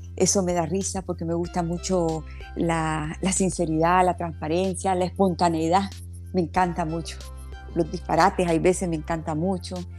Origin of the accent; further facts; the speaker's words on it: Nicaragua; also born or lived in Havana, Cuba; Yo nací en La Habana, Cuba, y cuando el régimen de Fidel Castro, nosotros salimos de Cuba y venimos directamente a Nicaragua. Aquí hemos vivido toda la vida.